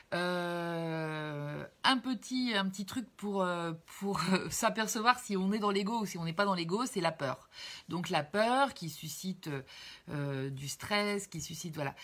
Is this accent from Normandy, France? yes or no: yes; Cherbourg, Normandy, France; je suis née à Cherbourg, à côté de Caen